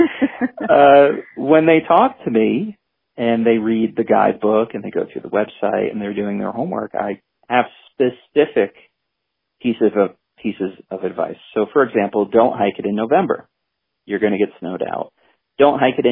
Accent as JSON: {"language": "English", "area": "Adirondacks", "region": "New York", "country": "United States", "tie": "born or raised there", "said": "I grew up in the Adirondacks"}